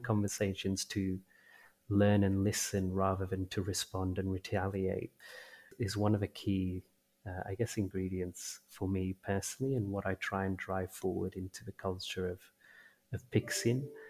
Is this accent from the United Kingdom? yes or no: no; India; as a, an Indian